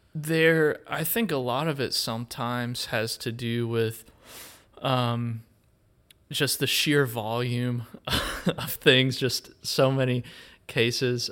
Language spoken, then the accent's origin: English; Wilkes County, North Carolina, United States; growing up in Wilkes County, you know, we have Merle Fest, and so I would go to that. uh, as a kid and still go